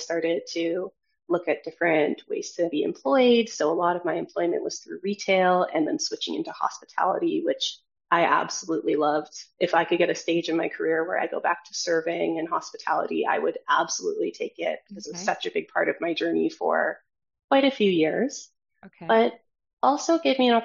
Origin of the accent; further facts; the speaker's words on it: Edmonton, Alberta, Canada; moved away as an adult; also born or lived in Toronto; I was born and raised in Edmonton, Alberta